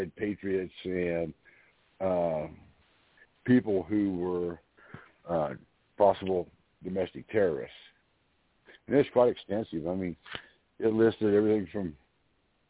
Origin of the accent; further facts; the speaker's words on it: United States; I am an American born, bred, and raised